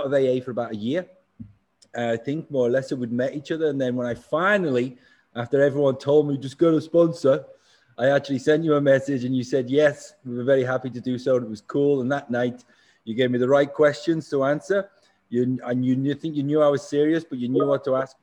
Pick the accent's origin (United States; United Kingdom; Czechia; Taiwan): United Kingdom; England; I'm English too.